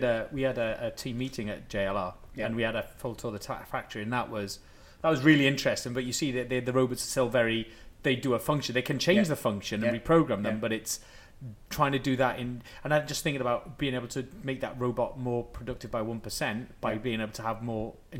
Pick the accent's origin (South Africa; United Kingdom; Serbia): United Kingdom; Wales; I'm going to use my Welsh thing because I'm from Wales.